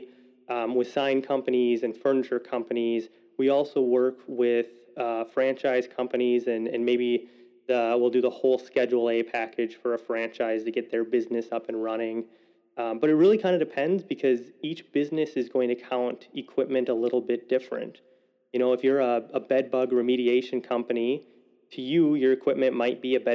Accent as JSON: {"language": "English", "town": "Waukesha", "region": "Wisconsin", "country": "United States", "tie": "born or raised there", "said": "I was born and raised in Waukesha, Wisconsin"}